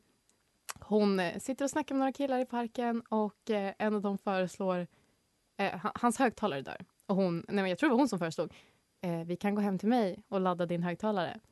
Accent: Norrland, Sweden; Jag är geografiskt från Norrland, men jag vet mycket väl om att jag inte får kalla mig norrlänning

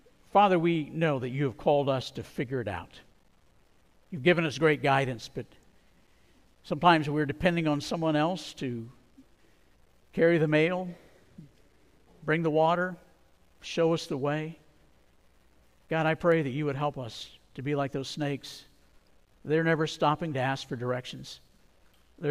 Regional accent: Arizona, United States; I grew up in Arizona

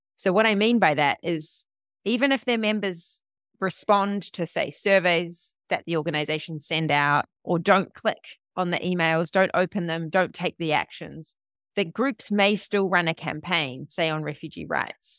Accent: New Zealand; moved away; also born or lived in Berlin; I'm from New Zealand

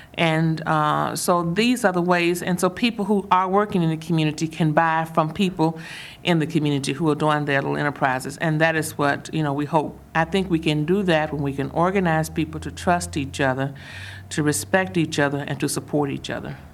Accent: Mississippi, United States; I'm from the South, I'm from Mississippi

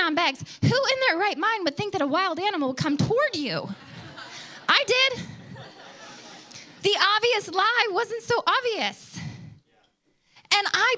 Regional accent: Detroit, Michigan, United States; I grew up outside of Detroit, a suburb of Detroit.

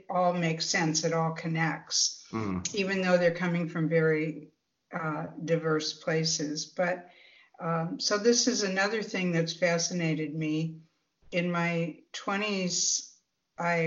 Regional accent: Midwest, United States; growing up in the Midwest

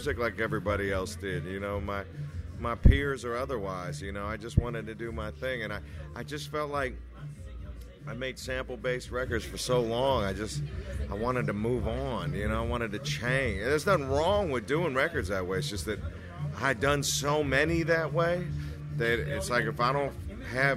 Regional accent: Berkeley, California, United States; also born or lived in Davis, California; I'm from Berkeley, but when I went to Davis

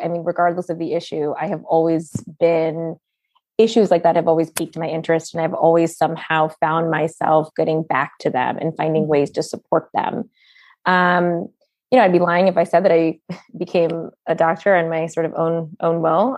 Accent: United States; also born or lived in Brooklyn, New York; we were born, my siblings and I were born in the United States

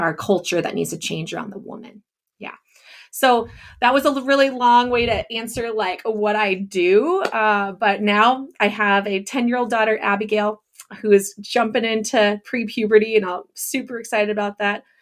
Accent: Northern California, United States; moved away as an adult; also born or lived in Japan; now in Orange City, United States; I grew up in Northern California.

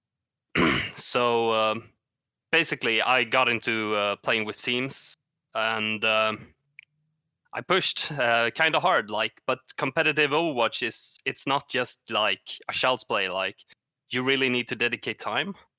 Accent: Sweden; I'm from Sweden, uh, a very cold country, or actually not, because I live in the south of Sweden.

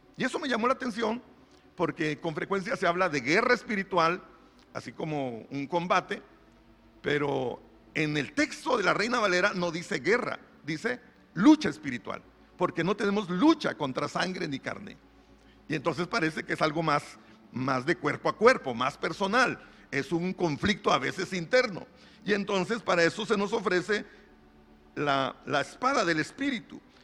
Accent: Monterrey, Nuevo León, Mexico; yo soy regio, hermano, yo aquí nací en Monterrey

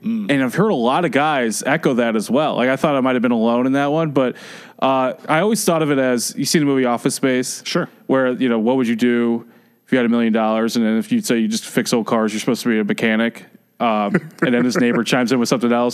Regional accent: Atlanta, Georgia, United States; I grew up in Atlanta.

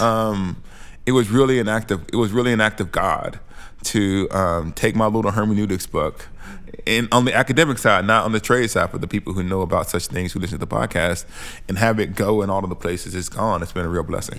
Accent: Alabama, United States; moved away as an adult; also born or lived in St Andrews, Scotland; I'm a black Southerner. I'm from Alabama, and I know what Alabama looks like, feels like

